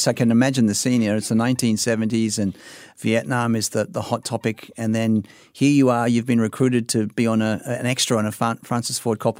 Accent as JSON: {"language": "English", "town": "Sydney", "region": "New South Wales", "country": "Australia", "tie": "born or raised there", "said": "That was actually where I grew up in North Sydney."}